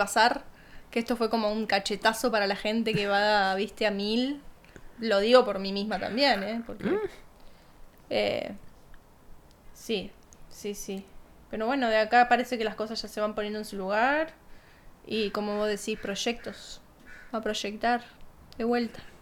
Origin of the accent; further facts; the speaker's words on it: Argentina; moved away; donde yo me crié o hasta no irme de Argentina